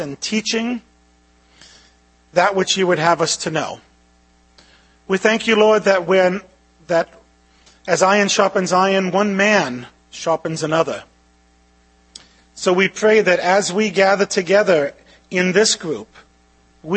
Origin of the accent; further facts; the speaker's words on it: New York City, New York, United States; I grew up in Brooklyn with an Italian mom who grew up in a Jewish neighborhood